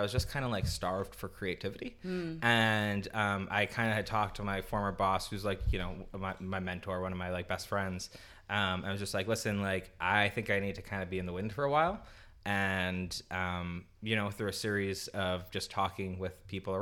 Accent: New York City, New York, United States; I'm from New York

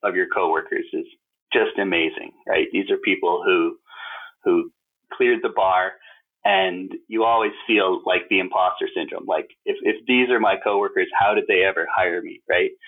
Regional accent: Calgary, Alberta, Canada; also born or lived in Toronto / Silicon Valley; now in Calgary, Canada; I grew up in Calgary

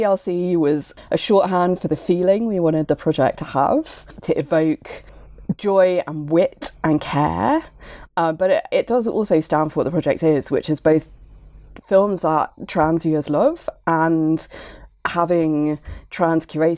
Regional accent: United Kingdom; I'm a member of queer feminist film curation collective Club des Femmes, although we are British, not French.

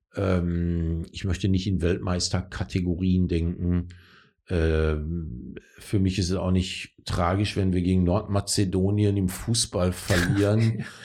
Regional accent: North Rhine-Westphalia, Germany; ich bin in Nordrhein-Westfalen groß geworden

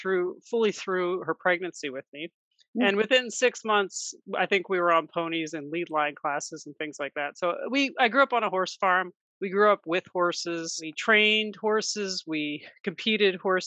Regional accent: Maryland, United States; We grew up fox hunting in the Maryland countryside

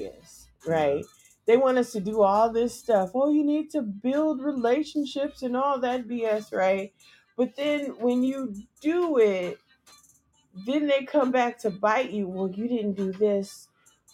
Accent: California, United States; moved away; I'm from California

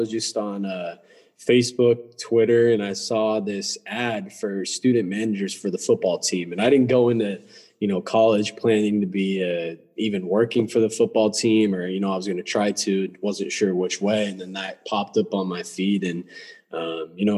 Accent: Redmond, Washington, United States; moved away as an adult; I grew up in Redmond, Washington.

